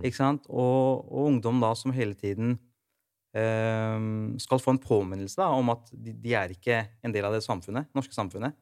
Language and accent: Norwegian; Rygge, Østfold, Norway; moved away; Opprinnelig fra Rygge